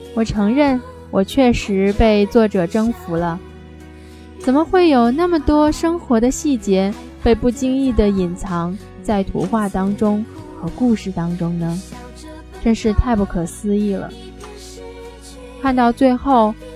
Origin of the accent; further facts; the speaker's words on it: China; 我们中国人